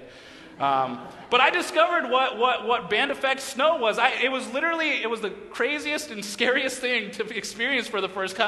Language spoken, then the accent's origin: English; Massachusetts, United States; moved away as an adult; So I grew up in New England, I grew up in Massachusetts